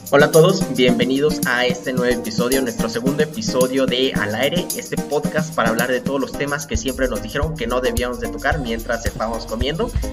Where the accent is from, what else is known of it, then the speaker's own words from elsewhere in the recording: Puebla, Mexico; yo soy poblano